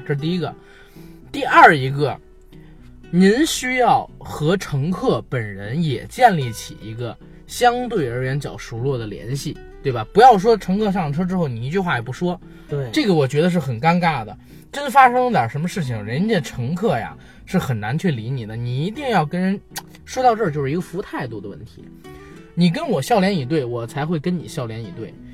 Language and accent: Chinese; Beijing, China; 我作为一个北京人